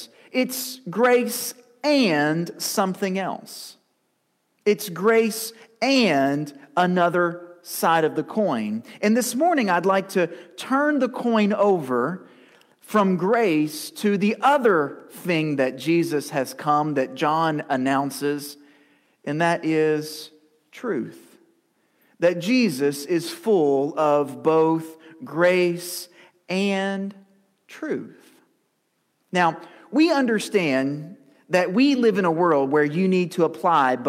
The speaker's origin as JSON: {"language": "English", "town": "Lewisport", "region": "Kentucky", "country": "United States", "tie": "born or raised there", "lives_now": "Campbellsville, United States", "said": "to Lewisport, my hometown, to visit my family"}